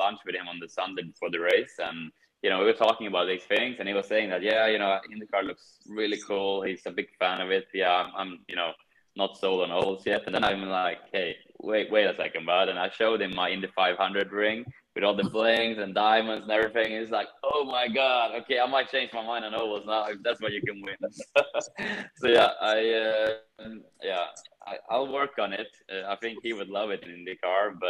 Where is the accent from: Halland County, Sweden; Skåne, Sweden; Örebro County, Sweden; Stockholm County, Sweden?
Örebro County, Sweden; Kumla; moved away; Kumla, my small hometown in Sweden